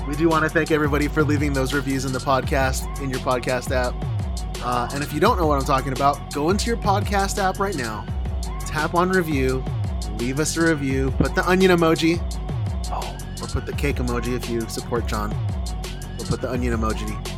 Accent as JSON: {"language": "English", "town": "Chicago", "region": "Illinois", "country": "United States", "tie": "born or raised there", "moved": "yes", "said": "I was born and raised in Chicago"}